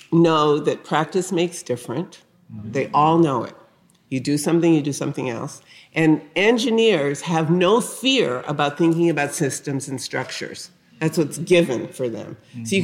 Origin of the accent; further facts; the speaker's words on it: New Haven, Connecticut, United States; I grew up in the North. I grew up in New Haven, Connecticut, a uh, working class uh, neighborhood in a town, you know, dominated by two things: Yale University and also the Winchester Repeating